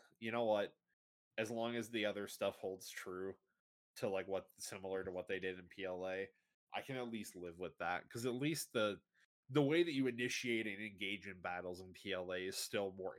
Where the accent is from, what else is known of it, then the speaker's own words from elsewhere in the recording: Canada; My family's been in Canada for tons and tons of years